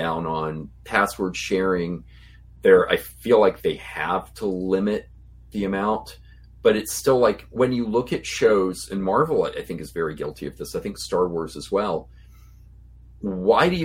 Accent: Farmville, Virginia, United States; in the state theater in Farmville, Virginia, my hometown

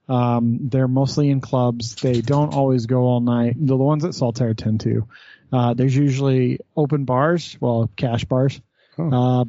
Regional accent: Lubbock, Texas, United States; now in Utah, United States; that's where I was born

